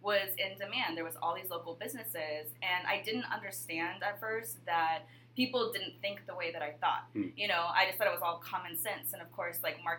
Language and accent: English; Alaska, United States; moved away as an adult; also born or lived in Hawaii; growing up in Alaska, you're so isolated from everyone else